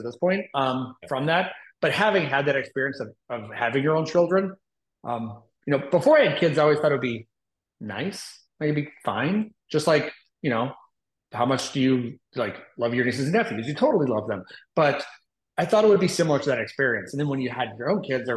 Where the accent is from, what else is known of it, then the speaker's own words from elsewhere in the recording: Austin, Texas, United States; moved away as an adult; also born or lived in Indianapolis, Indiana; now in Nashville, United States; So we had lived in Austin for quite a while. That's where I grew up. That's where I'm from